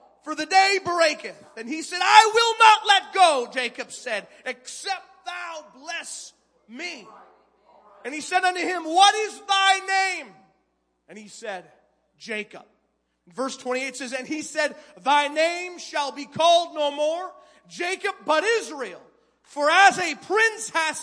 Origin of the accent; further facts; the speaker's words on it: Canada; moved away as an adult; I was a first-time youth pastor, a Canadian immigrant. Yes, I'm from Canada.